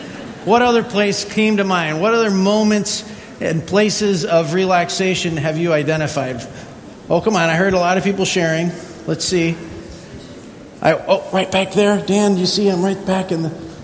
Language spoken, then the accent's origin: English; U.S. Virgin Islands; on the top of my list of favorite places is where I grew up in St. Thomas and St. John.